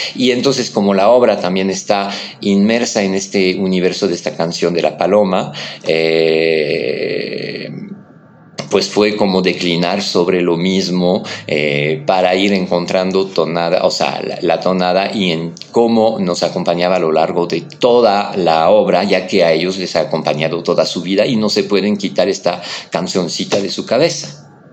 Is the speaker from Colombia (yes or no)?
no; France; born or raised there; now in Mexico